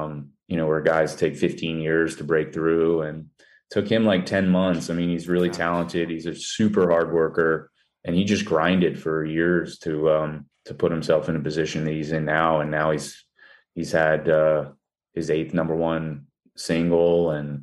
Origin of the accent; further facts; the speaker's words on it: Vero Beach, Florida, United States; also born or lived in Edina, Minnesota; I was born in Minnesota, born in Edina, and I moved to Vero Beach, Florida when I was like five